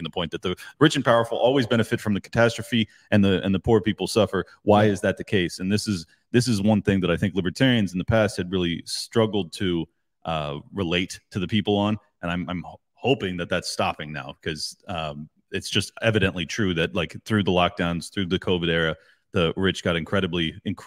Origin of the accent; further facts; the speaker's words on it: San Diego, California, United States; I grew up in San Diego